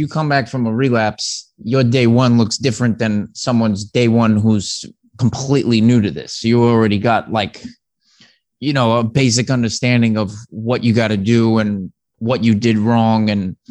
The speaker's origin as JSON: {"language": "English", "town": "New York City", "region": "New York", "country": "United States", "tie": "born or raised there", "said": "Well, I grew up on the South Shore of Staten Island. It's a heavy Italian enclave. I'm half Irish"}